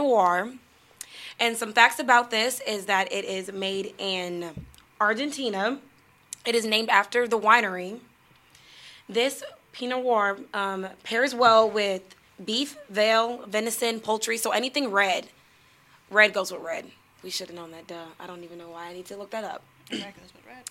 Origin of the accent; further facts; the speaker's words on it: Iowa, United States; I'm from Iowa